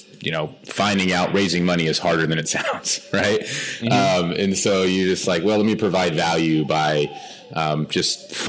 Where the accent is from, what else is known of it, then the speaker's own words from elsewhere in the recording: Arizona, United States; moved away; I grew up in Arizona